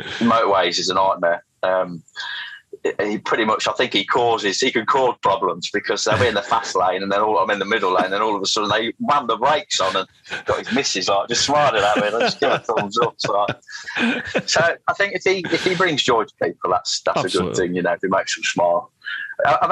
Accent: Longfield, South East England, United Kingdom; also born or lived in Rugby; I grew up in Longfield

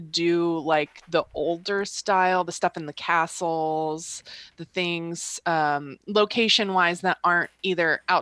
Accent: United States; as an American

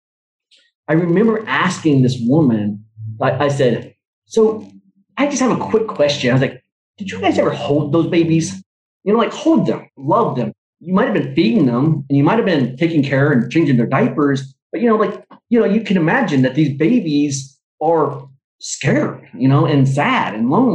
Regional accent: Oklahoma, United States; also born or lived in Vietnam; growing up in Oklahoma

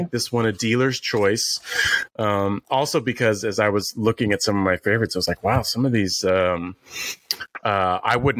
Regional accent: San Francisco, California, United States; now in New York, United States; I grew up in San Francisco. I moved to New York

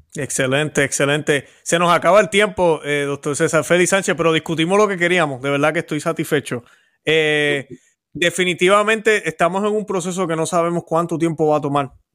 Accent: Puerto Rico; yo que soy puertorriqueño, conozco la situación

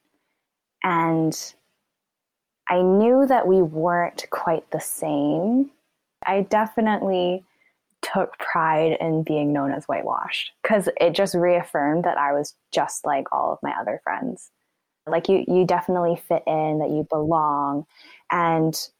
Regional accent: Vancouver, British Columbia, Canada; I was born and raised in Vancouver, BC

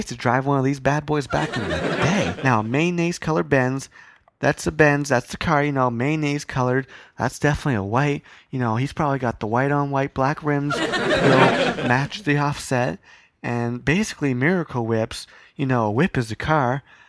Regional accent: Arizona, United States; Yeah, I'm from Arizona. I'm down here vacationing.

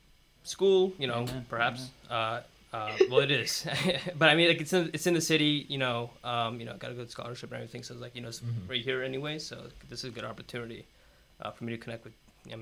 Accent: Rockland County, New York, United States; I was born in Rockland County. And a lot of people here say that's upstate.

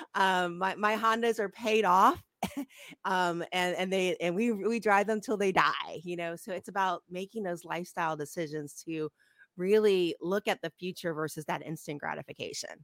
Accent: Ohio, United States; moved away; I grew up in Ohio

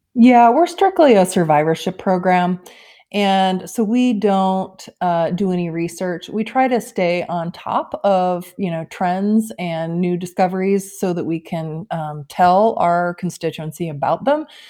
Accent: Bozeman, Montana, United States; moved away as an adult; I grew up in Bozeman, Montana, and, uh, left for college, jumped around

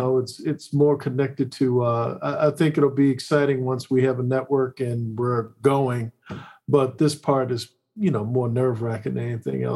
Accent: Maryland, United States; now in Hollywood, United States; Never really saw moving from Maryland to Hollywood.

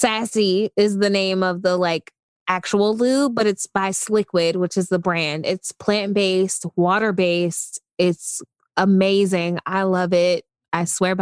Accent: United States; I'm such an American

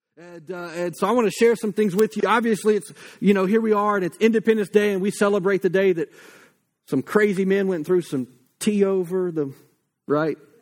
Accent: United States; as Americans

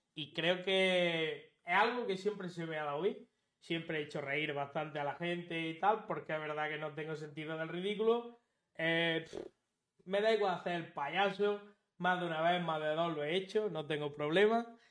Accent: Linares, Andalusia, Spain; tengo 33 años, soy de Linares y en la provincia de Jaén.

